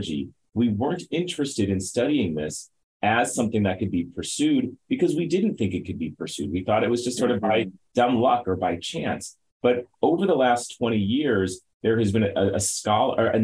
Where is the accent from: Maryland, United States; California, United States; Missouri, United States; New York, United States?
Missouri, United States; St. Louis; I am a native St. Louisan, born and raised. I grew up in North St. Louis County